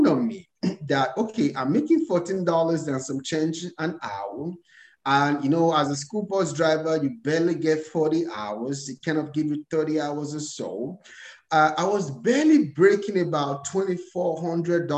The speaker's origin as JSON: {"language": "English", "country": "Nigeria", "tie": "born or raised there", "moved": "as an adult", "lives_now": "United States", "said": "I was born and raised in Nigeria. So I came to America a couple of years ago"}